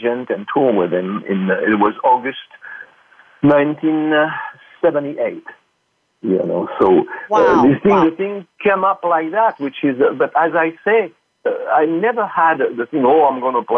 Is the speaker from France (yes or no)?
yes; France; born or raised there; English is a second language; moved away as an adult; now in United States